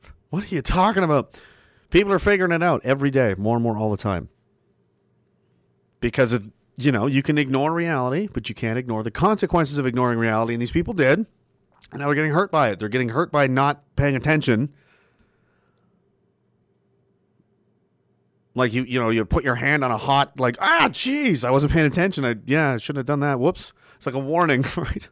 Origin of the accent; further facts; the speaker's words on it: Canada; growing up as a Canadian